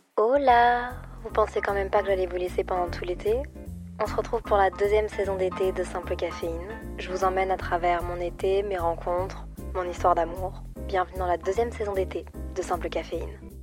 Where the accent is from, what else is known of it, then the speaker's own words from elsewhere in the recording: Brussels, Brussels-Capital Region, Belgium; moved away as an adult; also born or lived in Montreal, Canada; je viens de Bruxelles de base